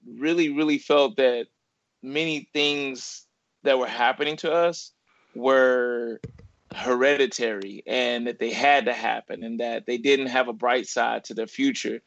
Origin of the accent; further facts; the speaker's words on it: Ferguson, Missouri, United States; also born or lived in Little Rock, Arkansas; I was raised in Ferguson, Missouri. I was born in Little Rock, Arkansas, and my mother moved to St. Louis when I was two